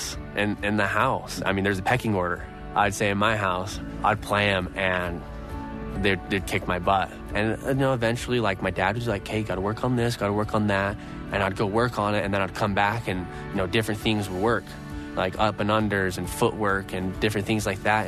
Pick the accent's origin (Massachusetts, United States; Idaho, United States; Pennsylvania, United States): Idaho, United States; Growing up in Idaho